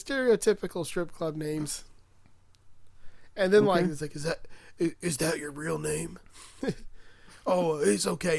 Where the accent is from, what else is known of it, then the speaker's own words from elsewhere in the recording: Florida, United States; And I am from Florida